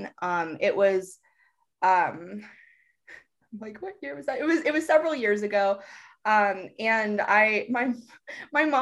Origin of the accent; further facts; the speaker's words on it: Virginia, United States; now in Santa Fe, United States; So I actually currently live in Santa Fe in New Mexico, and I am originally from Virginia.